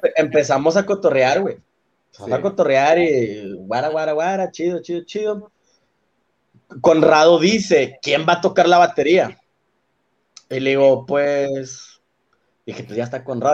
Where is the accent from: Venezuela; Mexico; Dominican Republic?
Mexico; Monterrey, Nuevo León; en Monterrey decimos sacas